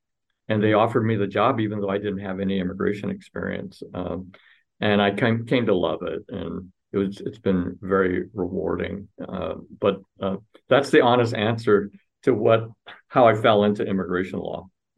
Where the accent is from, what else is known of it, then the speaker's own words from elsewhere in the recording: Arizona, United States; moved away; So I speak a little bit of Cantonese and Spanish. Mm-hmm. I grew up in Arizona, in predominantly a Mexican American town